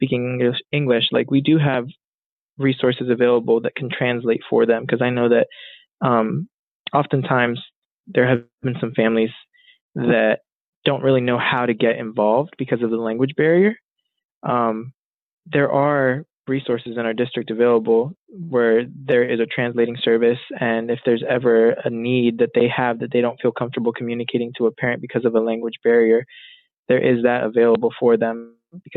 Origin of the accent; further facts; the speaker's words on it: Lancaster, Pennsylvania, United States; I was born and raised in Lancaster, went to Millersville